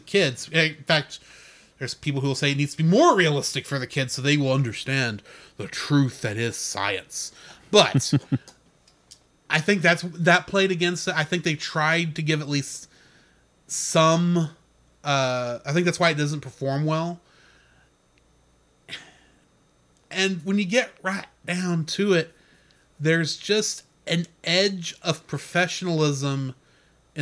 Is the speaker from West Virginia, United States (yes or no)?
no; Texas, United States; I'm a Texan